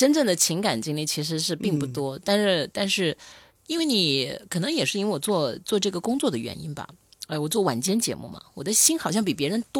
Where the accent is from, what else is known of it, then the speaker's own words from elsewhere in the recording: Loudi, Hunan, China; now in Shenzhen, China; 他那个当初我来深圳嘛，然后我是爱吃猪脚的，他就是从那个娄底，湖南娄底，